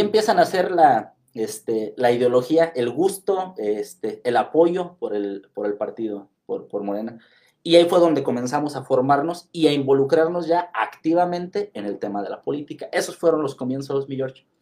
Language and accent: Spanish; Ciudad Hidalgo, Michoacán, Mexico; soy de Ciudad Hidalgo